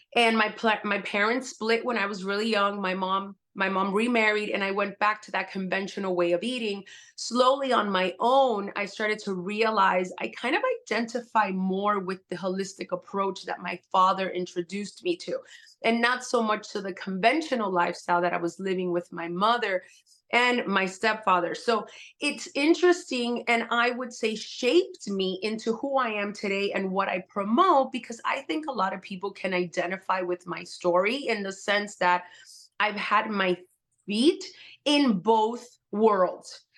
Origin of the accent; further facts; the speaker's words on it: Miami, Florida, United States; also born or lived in Puerto Rico; I was raised part time in Miami, part time in Puerto Rico